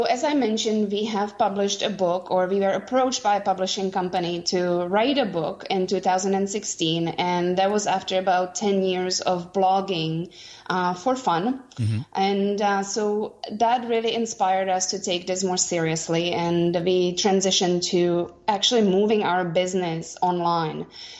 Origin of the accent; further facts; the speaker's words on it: Vancouver, British Columbia, Canada; we are from Vancouver, Canada.